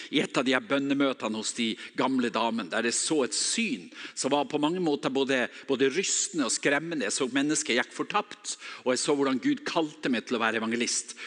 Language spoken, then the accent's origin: Norwegian; Northern Norway, Norway; accent: Northern Norwegian